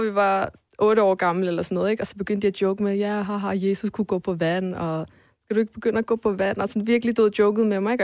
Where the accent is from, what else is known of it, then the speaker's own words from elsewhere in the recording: Sønderborg, Southern Denmark, Denmark; also born or lived in Poland; now in Copenhagen, Denmark; jeg voksede op i, i Sønderborg, i Sønderjylland